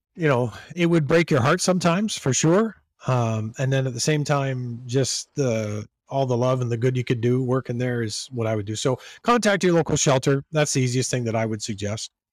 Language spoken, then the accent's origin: English; Georgetown, Ontario, Canada; born or raised there; moved away as an adult; also born or lived in Toronto, Ontario; now in Buffalo, United States